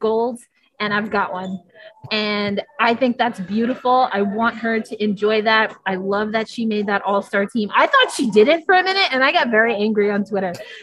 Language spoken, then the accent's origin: English; United States; I was born in the United States